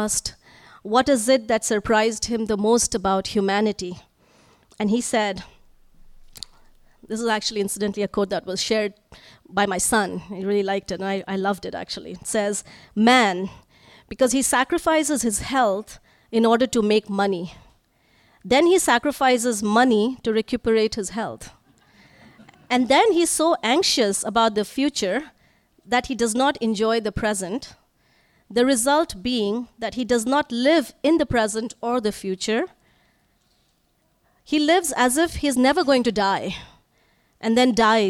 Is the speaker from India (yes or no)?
yes; Northeast India, India; moved away; I'm from Northeast India, where it would always rain.